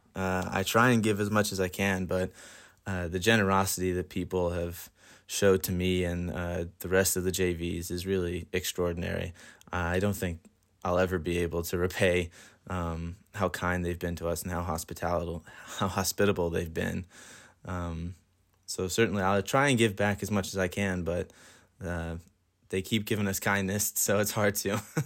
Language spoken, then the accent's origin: English; Dublin, Leinster, Ireland; also born or lived in Columbus, Georgia; now in Bethel, United States; I am from Dublin, Ireland, but I live in Columbus, Georgia